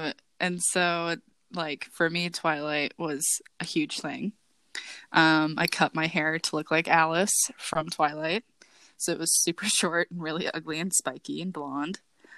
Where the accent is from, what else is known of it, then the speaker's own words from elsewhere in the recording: England, United Kingdom; as a English white person